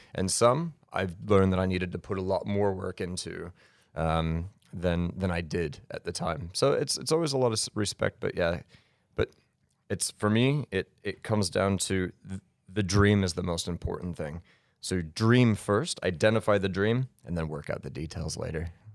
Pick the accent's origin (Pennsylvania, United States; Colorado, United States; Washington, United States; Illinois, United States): Colorado, United States; also born or lived in Denver; born in Denver and then raised outside in the spring, so I'm a Colorado kid